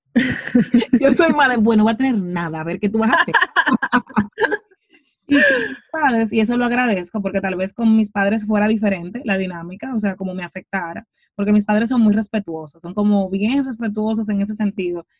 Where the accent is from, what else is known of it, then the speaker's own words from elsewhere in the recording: Santo Domingo, Distrito Nacional, Dominican Republic; crecí en Cristo Rey, crecí en un barrio de mi país.